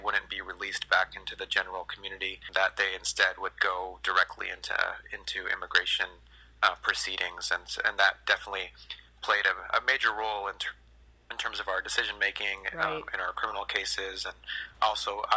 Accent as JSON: {"language": "English", "region": "California", "country": "United States", "tie": "born or raised there", "said": "I grew up here in California"}